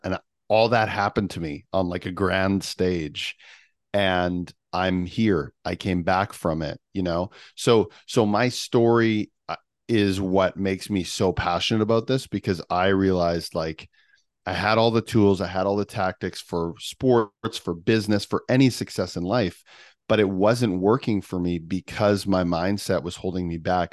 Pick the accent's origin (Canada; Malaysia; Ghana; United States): Canada; I'm Canadian